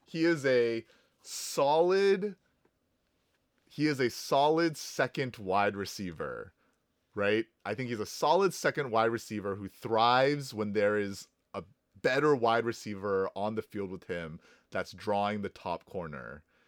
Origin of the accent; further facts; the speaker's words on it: Houston, Texas, United States; I am from Houston, and our team is called the Houston Texans